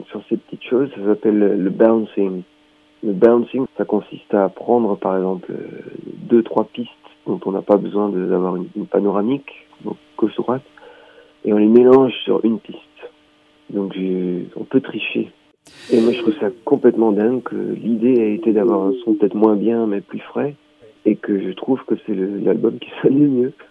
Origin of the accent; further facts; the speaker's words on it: Grand Est, France; Donc moi, je suis du Haut-Rhin